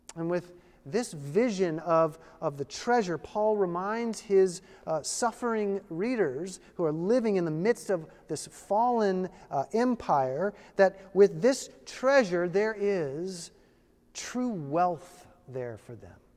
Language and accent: English; Virginia, United States; I was born in Virginia. And once a Virginian, always a Virginian